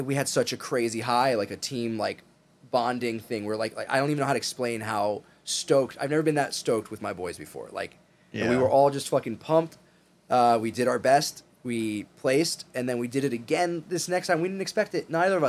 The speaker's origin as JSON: {"language": "English", "region": "East Coast", "country": "United States", "said": "I'm from the East Coast, I'm a Front Street guy."}